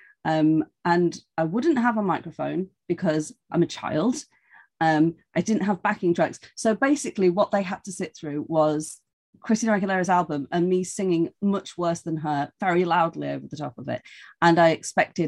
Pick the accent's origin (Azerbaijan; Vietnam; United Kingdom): United Kingdom; Grimsby, Yorkshire and the Humber; moved away; I'm from Grimsby